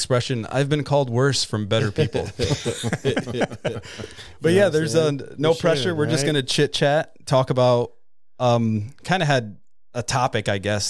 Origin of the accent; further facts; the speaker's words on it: New York, United States; I'm from actually from New York.